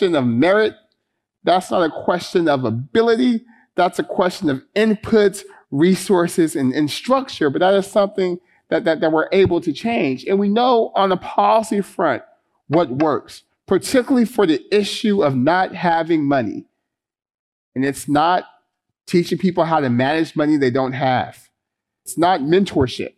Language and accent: English; Stockton, California, United States; the folks I grew up with in Stockton